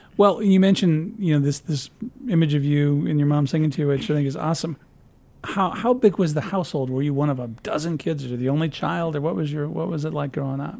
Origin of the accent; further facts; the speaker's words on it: Peoria, Illinois, United States; moved away as an adult; I'm from Peoria.